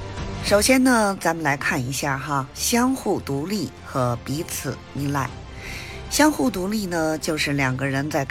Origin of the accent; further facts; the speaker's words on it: Beijing, China; ，咱们下期节目再见